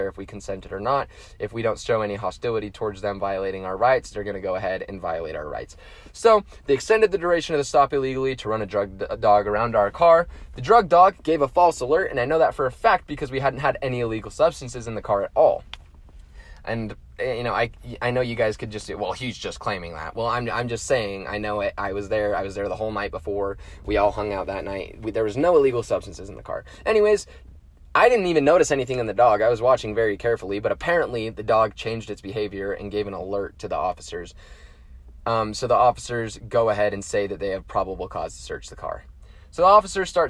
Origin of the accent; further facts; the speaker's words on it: Utah, United States; as a Utahn and as an American citizen